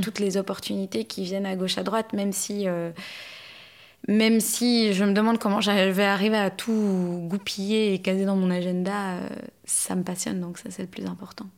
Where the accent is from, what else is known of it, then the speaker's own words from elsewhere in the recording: Belgium; also born or lived in Canada; now in Paris, France; je suis née en Belgique